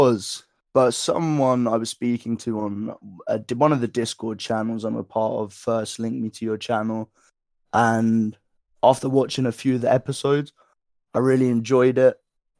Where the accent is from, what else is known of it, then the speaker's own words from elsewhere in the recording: England, United Kingdom; So throughout my life, I live in England, so I'm from England. I'm 21 years of age